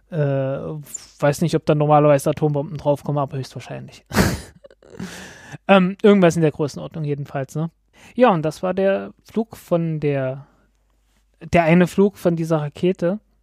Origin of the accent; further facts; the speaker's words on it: Germany; als Deutscher